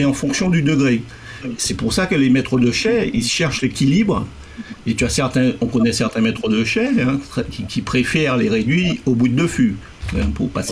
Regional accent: Martinique; en tant que Martiniquais Antillais

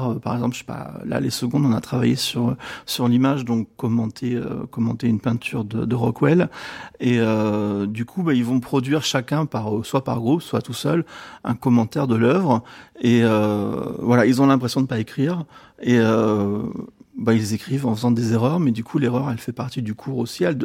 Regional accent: Avignon, Provence-Alpes-Côte d'Azur, France; Bonjour, alors donc … d'Avignon

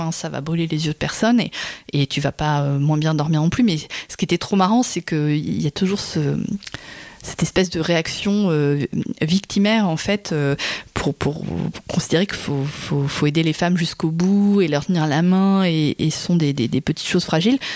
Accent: Berry, Centre-Val de Loire, France; moved away; j'ai grandi dans le Berry

